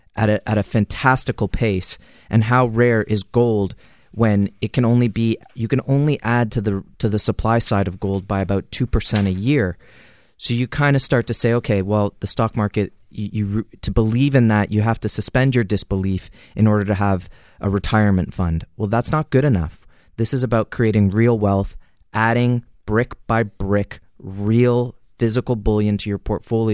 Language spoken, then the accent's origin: English; Canada; And as a Canadian, 15 years ago, it would have cost you $500-$600 to buy an ounce of gold.